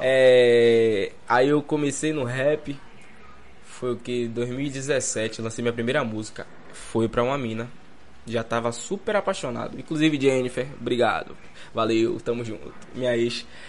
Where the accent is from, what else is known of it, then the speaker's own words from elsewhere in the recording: Salvador, Bahia, Brazil; Brongo é onde eu morava, meu avô até mora lá hoje. Onde eu praticamente nasci e criado